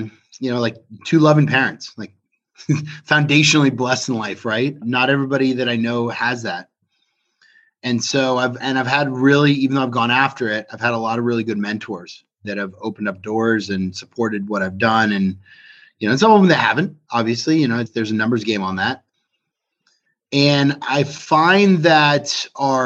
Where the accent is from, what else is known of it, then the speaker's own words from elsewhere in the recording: Cupertino, California, United States; also born or lived in Los Angeles, California / Arizona / Texas / Kentucky; now in South Florida, United States; I grew up in Cupertino, California